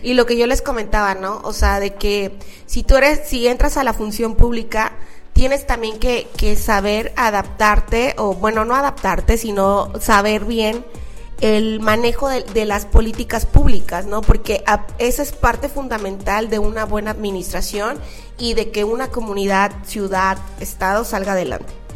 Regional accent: Mexico; me fui hasta la Ciudad de México porque yo soy de provincia

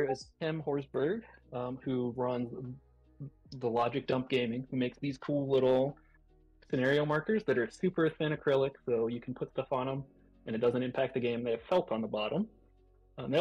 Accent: United States; also born or lived in North Carolina; I'm American, right? I live in North Carolina

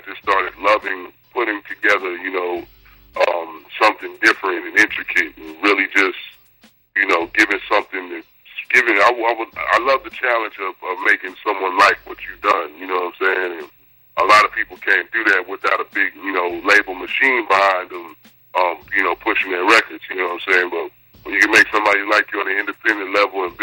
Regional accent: El Paso, Texas, United States; also born or lived in Atlanta; now in Houston, United States; I grew up in El Paso on the north side, you know, right by the Triangle.

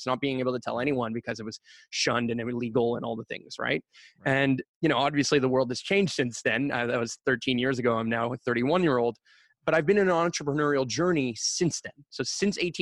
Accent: Montreal, Quebec, Canada; I currently still live and grew up and born and raised in Montreal and proud of it

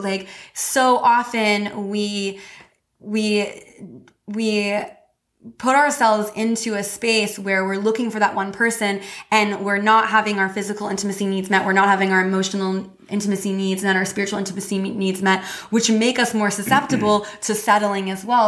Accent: Missouri, United States; I grew up in Missouri Midwest

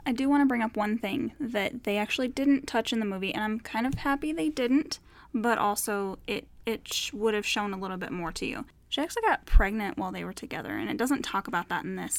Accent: Colorado, United States; We're from Colorado

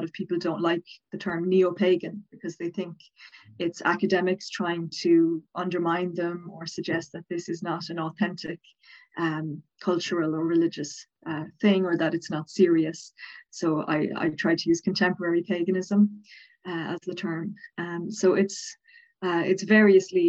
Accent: Dublin, Leinster, Ireland; accent: Southern Irish; now in Cork, Ireland; I'm from Dublin, but I live in Cork, but I am from Dublin

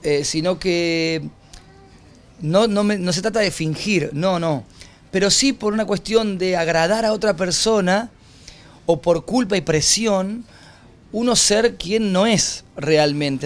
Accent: Argentina; moved away as an adult; also born or lived in Mexico; Cuando volví a Argentina

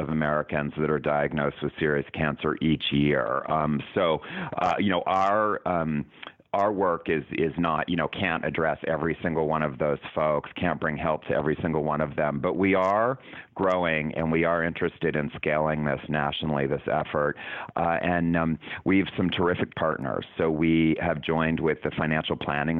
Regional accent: Canada; moved away as an adult; now in United States; I'm from Canada.

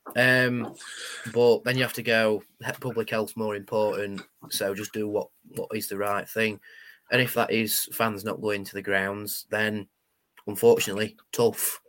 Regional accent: United Kingdom; we're the British

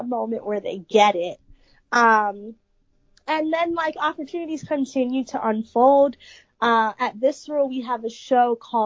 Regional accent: New York City, New York, United States; I love being born and raised in the Bronx

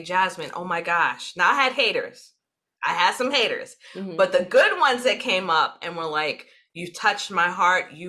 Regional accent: New York City, New York, United States; when you are born and raised in New York City, no other place exists but New York City

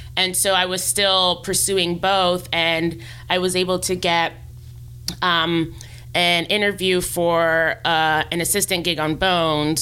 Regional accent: New York, United States; moved away as an adult; now in Los Angeles, United States; I'm I'm from New York originally, and I came out here in 2013, fall of 2013

